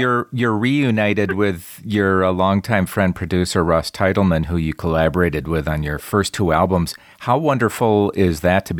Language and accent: English; Milwaukee, Wisconsin, United States; moved away as an adult; now in Las Vegas, United States; I am from the Midwest, actually, from the Milwaukee Racine area in Wisconsin.